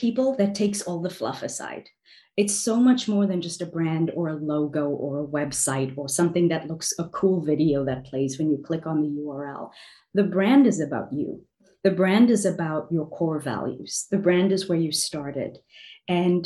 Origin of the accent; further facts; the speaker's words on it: South Africa; now in New York City, United States; growing up in South Africa